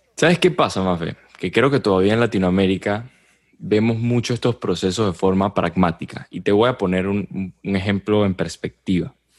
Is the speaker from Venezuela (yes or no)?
yes; Venezuela; lo digo como venezolano